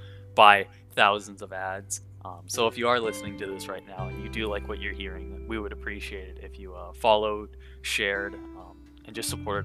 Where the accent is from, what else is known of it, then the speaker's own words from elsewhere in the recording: Minnesota, United States; So I was born in the Midwest, Minnesota. I've lived here my entire life, and I just live in the Twin Cities metro.